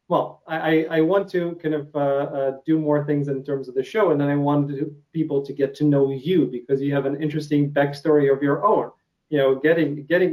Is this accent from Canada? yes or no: no; Ukraine; accent: Russian; English is a second language; moved away; I come from Ukraine, so Russian. You can hear, as I'm speaking, I hear myself saying, certain words with an accent.